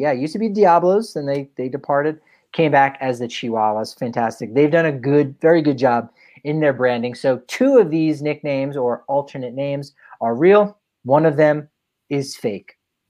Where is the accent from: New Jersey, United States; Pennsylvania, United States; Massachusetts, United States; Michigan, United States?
New Jersey, United States; moved away; I am from the East Coast, from New Jersey